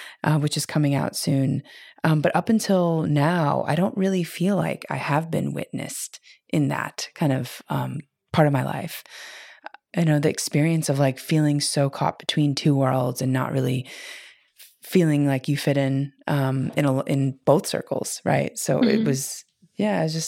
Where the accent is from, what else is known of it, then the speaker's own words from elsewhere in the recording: Midwest, United States; I grew up in the Midwest